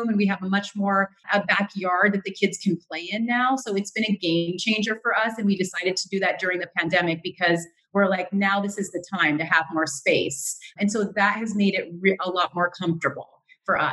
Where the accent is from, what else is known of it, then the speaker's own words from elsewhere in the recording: California, United States; moved away as an adult; also born or lived in New York; now in New Jersey, United States; I'm originally from California. That's where I went to UC Berkeley, a UC just like similar to you. And I grew up in California